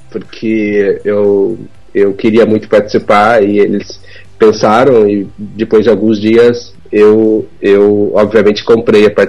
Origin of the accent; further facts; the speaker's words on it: Chapecó, Santa Catarina, Brazil; Eu sou catarinense da cidade de Chapecó